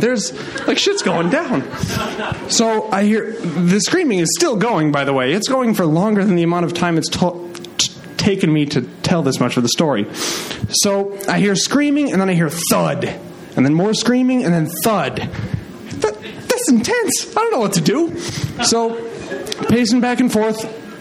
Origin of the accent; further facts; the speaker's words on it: Midwest, United States; I was raised in the Midwest